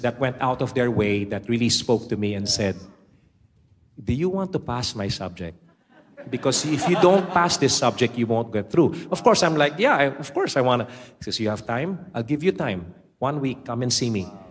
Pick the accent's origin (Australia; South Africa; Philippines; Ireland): Philippines; Metro Manila; also born or lived in United States; I was born and raised in the Philippines